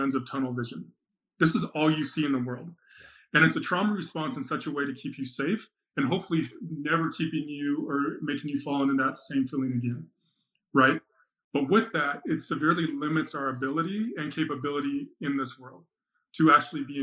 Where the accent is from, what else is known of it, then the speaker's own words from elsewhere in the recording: Salt Lake City, Utah, United States; also born or lived in Phoenix, Arizona; grew up in Salt Lake